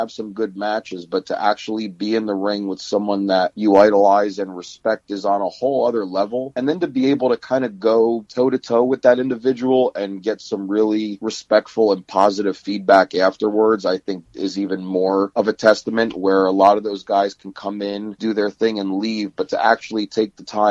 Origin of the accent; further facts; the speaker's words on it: New Jersey, United States; living in the East Coast, New Jersey area, and being so close to Madison Square Garden, Nassau Coliseum, the Meadowlands. Yeah. I was very fortunate enough to have really awesome parents that took me to as many events as they could when I was a kid